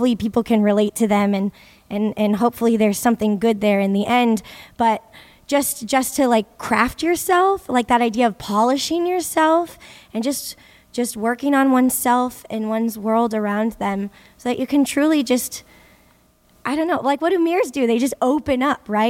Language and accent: English; Modesto, California, United States; moved away; also born or lived in San Francisco; I come from Modesto, California, Central Valley, agrarian, a Roman Catholic family. I was raised in Catholic schools.